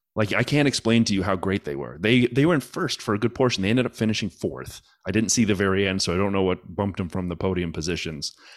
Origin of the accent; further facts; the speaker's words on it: United States; I'm American